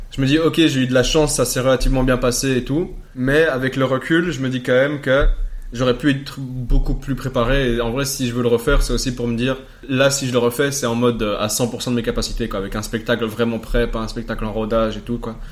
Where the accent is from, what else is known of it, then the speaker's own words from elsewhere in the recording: Ixelles, Brussels-Capital Region, Belgium; Je suis né à XL, représente le 1050, euh, en 1995